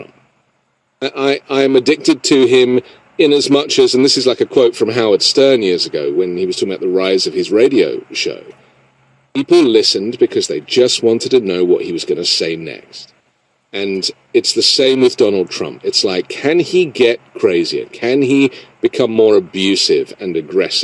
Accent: London, United Kingdom; now in United States; I come from Europe, where we get daily reminders of the threat of authoritarianism, you know, bomb sites along the streets of London, areas. I live next door to one

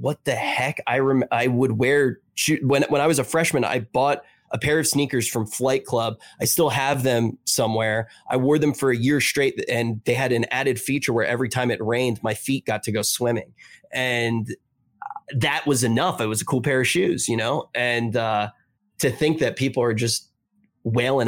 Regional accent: Atlantic City, New Jersey, United States; moved away; also born or lived in New York; I grew up in Atlantic City

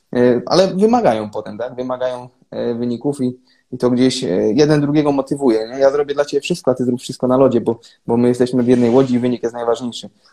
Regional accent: Gdańsk, Pomeranian Voivodeship, Poland; also born or lived in Kraków; now in Třinec, Czech Republic; pochodzę z Gdańska, tam zaczynałem swoją, swoją przygodę z hokejem

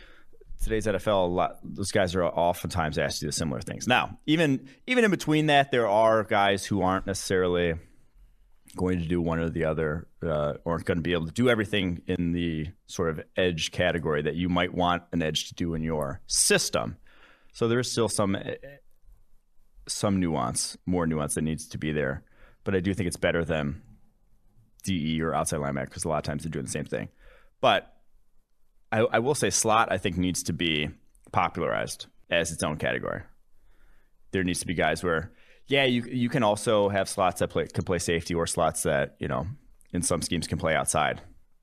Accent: Brookfield, Wisconsin, United States; also born or lived in Milwaukee / Dallas; Lived in West Dallas for a few years, like when I was like, till like 4 years old. Then I moved to Brookfield, Wisconsin

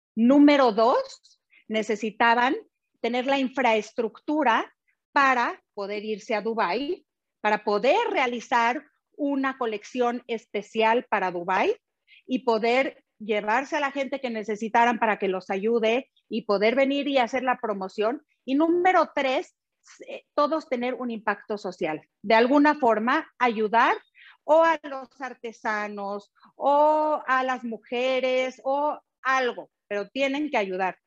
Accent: Mexico; valores que nos caracterizan como mexicanos

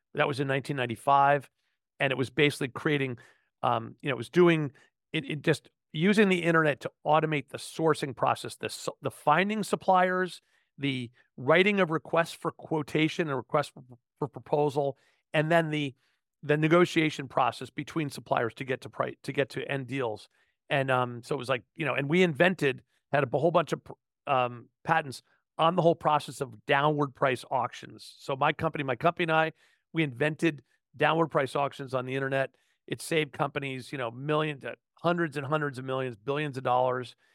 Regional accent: outside New York City, United States; I was born in New York City, grew up outside New York City, um, in the suburb north of town

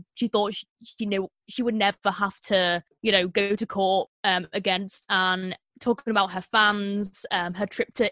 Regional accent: Liverpool, North West England, United Kingdom; I'm from Liverpool

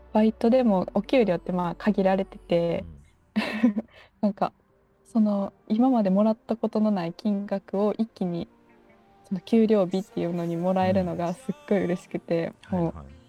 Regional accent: Kyoto, Japan; moved away as an adult; now in Osaka, Japan; 出身京都です

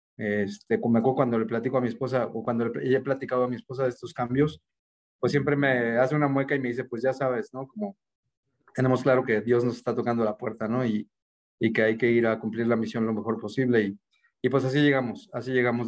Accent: Mexico City, Mexico; moved away as an adult; also born or lived in Sonora; me regresé para mi tierra. Yo nací acá en la Ciudad de México

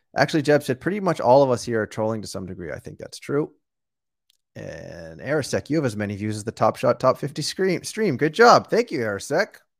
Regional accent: outside of Boston, Massachusetts, United States; moved away; also born or lived in New York; I was born and raised outside of Boston, but I lived in New York for last for well for 10 straight years.

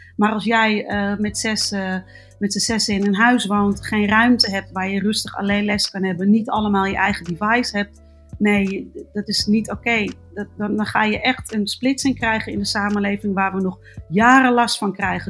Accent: Amsterdam, North Holland, Netherlands; ik ben geboren en getogen in Amsterdam

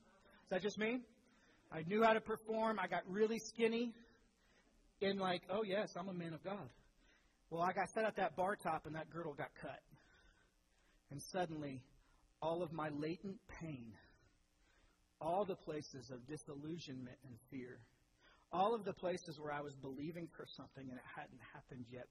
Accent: Speedway, Indiana, United States; I grew up in Speedway. I was a spark plug.

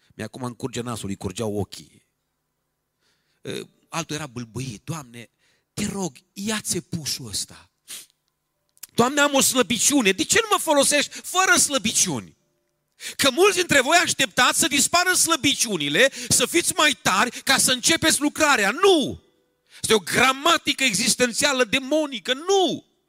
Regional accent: Romania; Eu sunt român

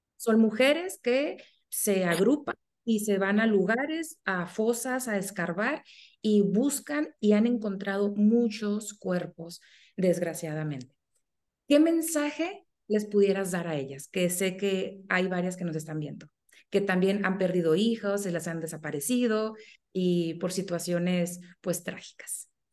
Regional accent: Sonora, Mexico; yo soy de México y específicamente soy de Sonora

